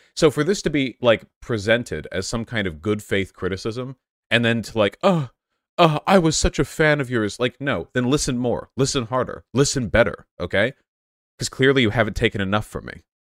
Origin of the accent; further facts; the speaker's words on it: United States; I'm an American